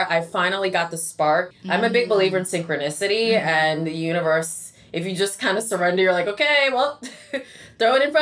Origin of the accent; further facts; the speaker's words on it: upstate New York, United States; also born or lived in Silver Spring, Maryland; now in New York City, United States; And then I moved upstate when I was about 10 years old and lived up there up until I moved down to New York City after college